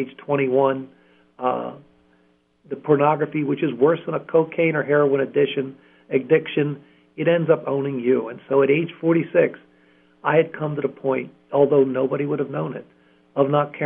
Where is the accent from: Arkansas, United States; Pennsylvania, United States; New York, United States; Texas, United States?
Pennsylvania, United States; Columbia; I was born and raised in Columbia, Pennsylvania